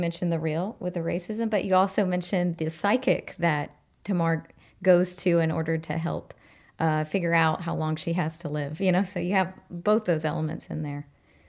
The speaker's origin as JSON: {"language": "English", "region": "the South", "country": "United States", "said": "being a Southern girl"}